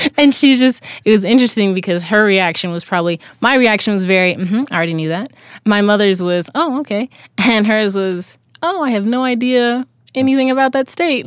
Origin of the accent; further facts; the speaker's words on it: Crawfordville, Georgia, United States; moved away as an adult; also born or lived in Salt Lake City, Utah; originally I was, uh, born and raised in Georgia.